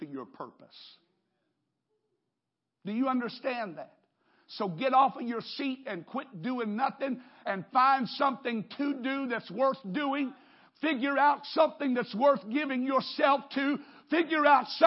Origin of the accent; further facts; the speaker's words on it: United States; I'm an American